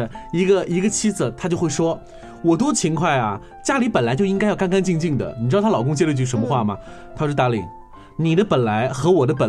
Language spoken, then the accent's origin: Chinese; China; 这是我们中国人很习以为常的事情。